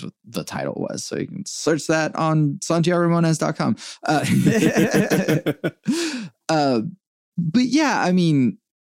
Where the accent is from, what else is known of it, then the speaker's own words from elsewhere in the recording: United States; also born or lived in Venezuela; I came here the day I turned 6